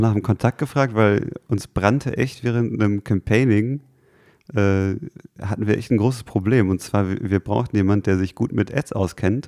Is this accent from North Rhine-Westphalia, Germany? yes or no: yes; Gelsenkirchen, North Rhine-Westphalia, Germany; geboren und aus, aufgewachsen in Gelsenkirchen